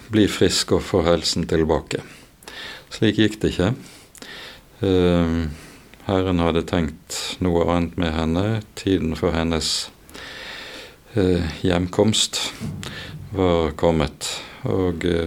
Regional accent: Bergen, Vestland, Norway; Jeg vokste opp oppe på Landås

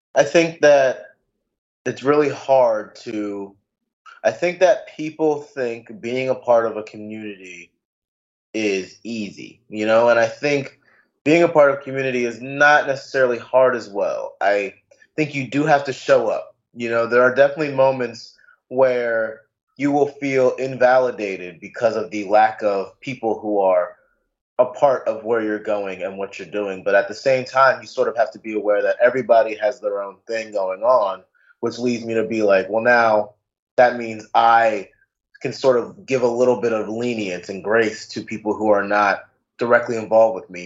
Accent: United States; also born or lived in New York / Maryland; me growing up in two places, from growing up in New York, but also growing up in Maryland

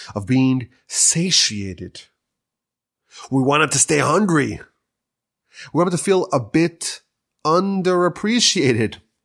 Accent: United States; now in Canada; I'm an American coming here

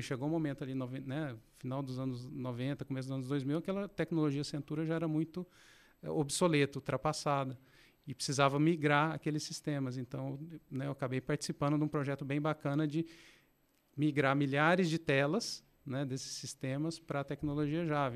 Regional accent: Passos, Minas Gerais, Brazil; also born or lived in Belo Horizonte; now in Campinas, Brazil; eu nasci em Minas, nasci em Belo Horizonte, mas logo quando criança eu fui para uma cidade no interior chamada Passos. Passei boa parte da minha infância e adolescência por lá.

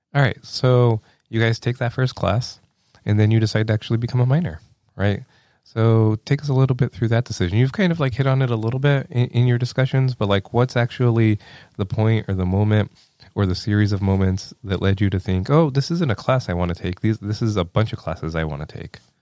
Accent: lower Rio Grande Valley, Texas, United States; moved away as an adult; now in Iowa, United States; I grew up in the lower Rio Grande Valley of Texas

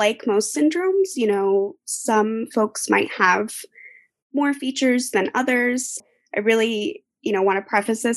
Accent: Portland, Oregon, United States; moved away as an adult; also born or lived in Southern California; now in Boston, United States; I grew up in Portland, Oregon, so West Coast native

